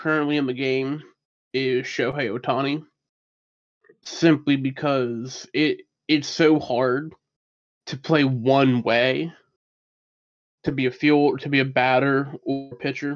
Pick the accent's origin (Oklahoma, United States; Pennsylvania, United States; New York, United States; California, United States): Pennsylvania, United States; Pittsburgh; I grew up around Pittsburgh